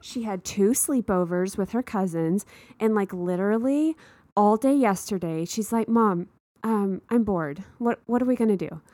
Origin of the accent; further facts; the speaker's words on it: Texas, United States; moved away; I grew up in a small town in Texas